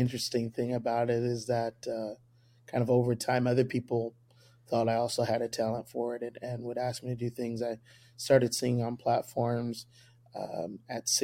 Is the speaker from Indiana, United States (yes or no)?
yes; Indianapolis, Indiana, United States; also born or lived in Madison, Wisconsin; now in Columbus, United States; My dad's a full-time evangelist for the United Pentecostal Church. He's been evangelizing close to 32, 33 years, something like that. For when he initially decided to settle down, we settled down as a family in Indianapolis, Indiana. I grew up at Calvary Tabernacle